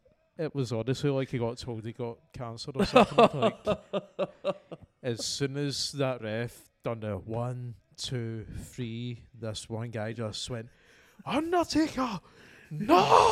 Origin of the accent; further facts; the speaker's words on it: Scotland, United Kingdom; I think that's one of my favourite things about growing up in Scotland.